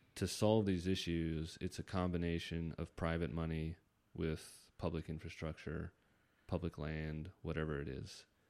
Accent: Northern Virginia, United States; now in San Diego, United States; I'm from the East Coast

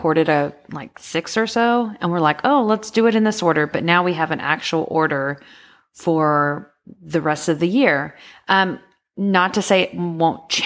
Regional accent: Houston, Texas, United States; We're from Houston

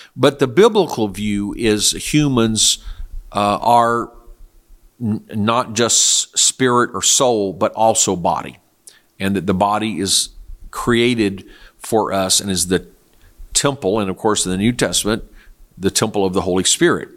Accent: South Korea; moved away; I was raised in Korea

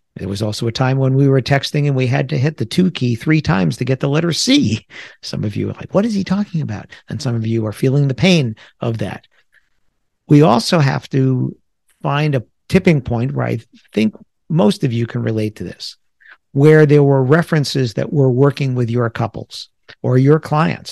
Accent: United States; also born or lived in New Jersey; I grew up in the New York area. I live in the New York area. I live in New Jersey

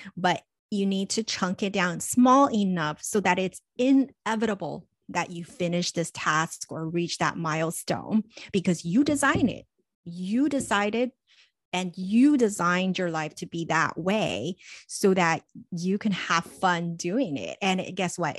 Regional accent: Los Angeles, California, United States; growing up in Los Angeles, being so close to Hollywood, when I was in middle school

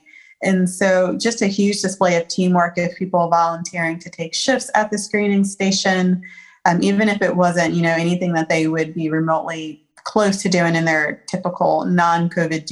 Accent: Columbia, South Carolina, United States; also born or lived in Philadelphia, Pennsylvania; now in Charlotte, United States; I am from Columbia, South Carolina, by way of Philadelphia, Pennsylvania. I'm currently in Charlotte, North Carolina

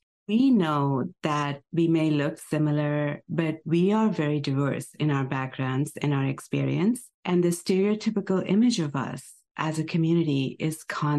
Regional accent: India; now in United States; how I grew up speaking English in India? Because now I try to say things the American way.

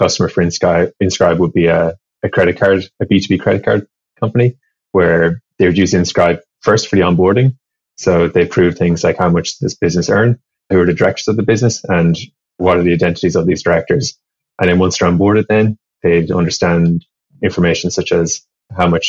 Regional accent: Ireland; now in San Francisco, United States; originally, I grew up in Ireland and studied electronic engineering

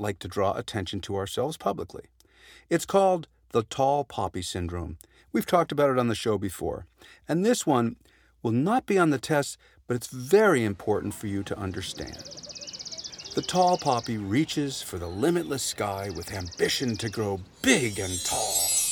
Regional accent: United States; now in Canada; I'm from America

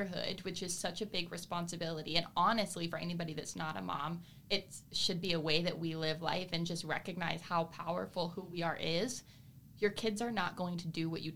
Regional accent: Broward County, Florida, United States; I was raised in Broward County.

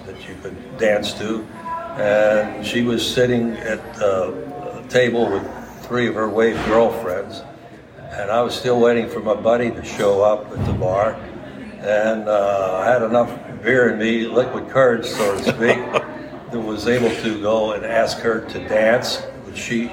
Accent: McKeesport, Pennsylvania, United States; moved away as an adult; now in Jackson, United States; I'm originally from McKeesport, Pennsylvania. It's a suburb outside of Pittsburgh. And I graduated from McKeesport High School

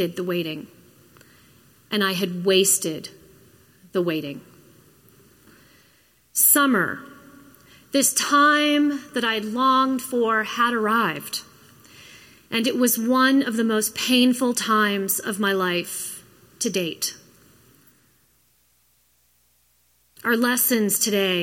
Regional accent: Florida, United States; moved away; also born or lived in Minnesota; I grew up in Florida

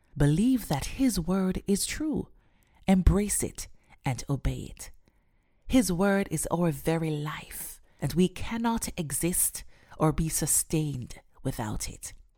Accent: Jamaica; Growing up in Jamaica

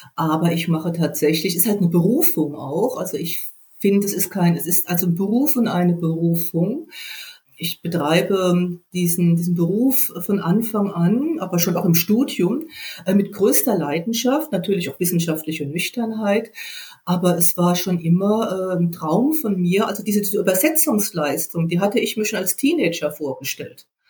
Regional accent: West Germany, Germany; jetzt komme ich ja aus dem Westen

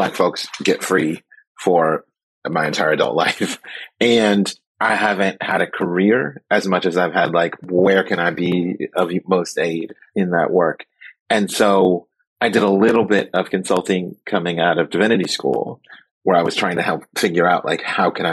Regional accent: Oakland, California, United States; born and raised in Oakland, and I came up during the height of the drug war.

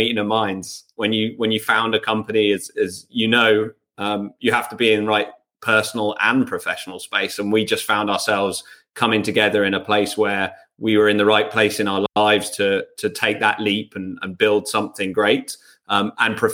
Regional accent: England, United Kingdom; I'm English.

